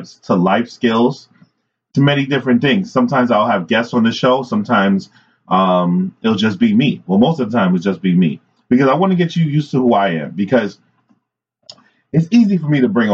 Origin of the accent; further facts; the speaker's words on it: New York City, New York, United States; I grew up in New York City